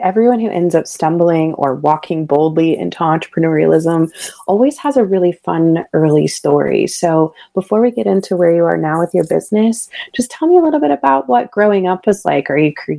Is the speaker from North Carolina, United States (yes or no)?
yes; Raleigh, North Carolina, United States; I grew up in the Piedmont Raleigh area